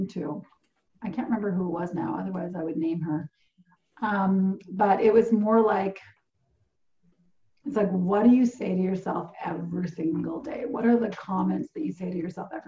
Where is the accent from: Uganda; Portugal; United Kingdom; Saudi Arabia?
Portugal; moved away; I grew up in Portugal